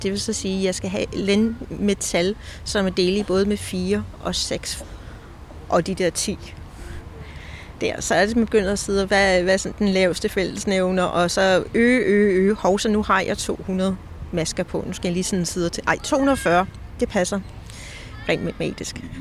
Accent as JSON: {"language": "Danish", "country": "Denmark", "also_born_or_lived": "Copenhagen", "moved": "as an adult", "lives_now": "Scotland, United Kingdom", "said": "Jeg er dansker, der er bosat i Skotland"}